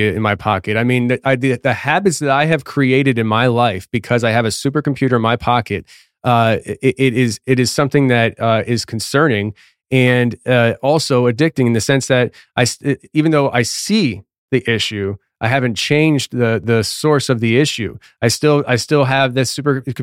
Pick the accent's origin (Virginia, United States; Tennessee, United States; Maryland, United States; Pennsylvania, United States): Tennessee, United States; my home state of Tennessee